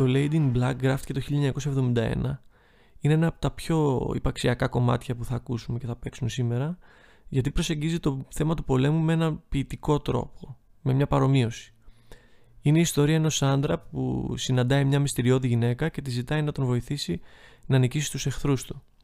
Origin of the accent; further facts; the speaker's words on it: Athens, Attica, Greece; μεγαλώνοντας στην Αθήνα